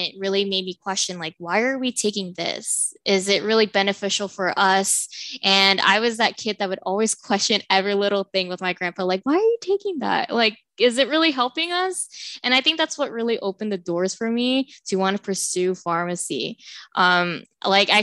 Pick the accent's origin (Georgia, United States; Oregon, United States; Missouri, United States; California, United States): California, United States; Southern; also born or lived in Stockton, California; I'm from Southern California. I was born and raised in SoCal